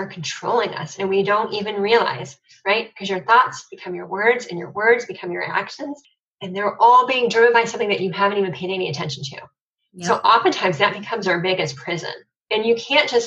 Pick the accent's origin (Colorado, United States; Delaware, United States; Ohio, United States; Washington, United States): Ohio, United States; Cleveland; I'm from Cleveland